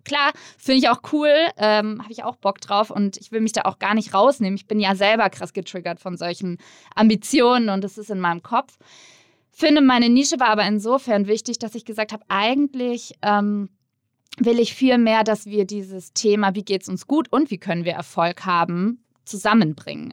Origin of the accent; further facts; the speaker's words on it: near Würzburg, Bavaria, Germany; in der Nähe von Würzburg, wo ich herkomme